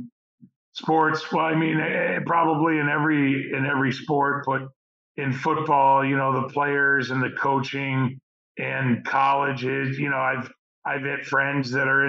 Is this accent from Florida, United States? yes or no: yes; Florida, United States; growing up in Florida